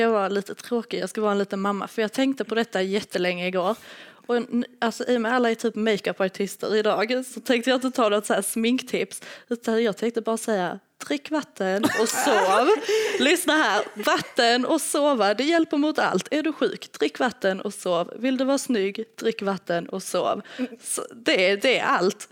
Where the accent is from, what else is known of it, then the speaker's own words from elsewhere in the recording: Lithuania; now in Sweden; Jag kommer från Litauen